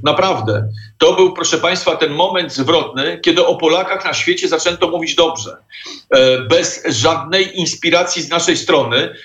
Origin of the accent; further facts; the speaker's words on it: Poland; skąd jesteśmy, mówimy, że z Polski